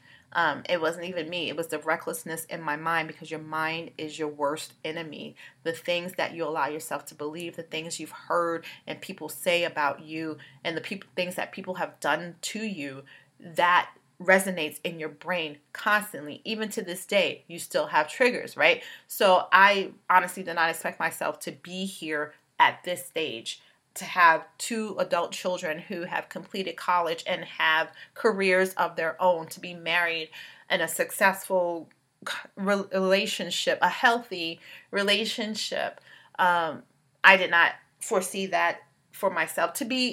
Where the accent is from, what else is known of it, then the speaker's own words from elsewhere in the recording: New York City, New York, United States; also born or lived in Bronx; I grew up in Brooklyn